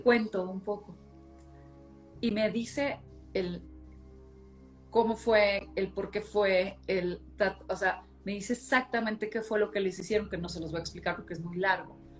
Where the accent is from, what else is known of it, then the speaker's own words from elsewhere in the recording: Monclova, Coahuila, Mexico; yo soy de Moncloa, Coahuila, y entonces todos vivía, mi abuela, nosotros, mi tía y mi tío